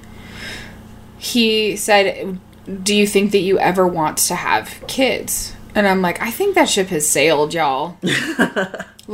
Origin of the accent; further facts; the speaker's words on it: Reno, Nevada, United States; I grew up in Reno, Nevada, too